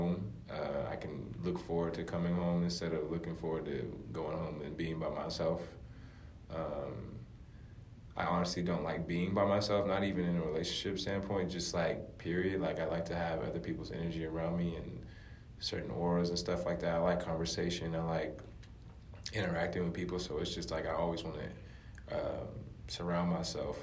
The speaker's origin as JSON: {"language": "English", "country": "United States", "also_born_or_lived": "Europe", "moved": "as an adult", "said": "coming in as American playing basketball there"}